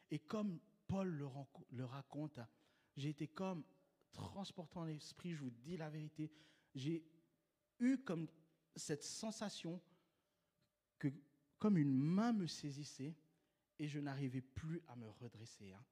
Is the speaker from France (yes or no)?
no; Switzerland; Donc, euh, tu vois, je suis suisse, euh, les banques, je connais.